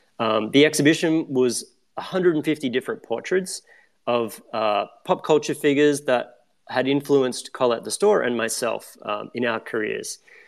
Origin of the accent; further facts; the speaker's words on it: Australia; now in New York, United States; Back in 2008, I moved to New York in 2007. And when I moved here, I'm still based in New York now, I came from Australia.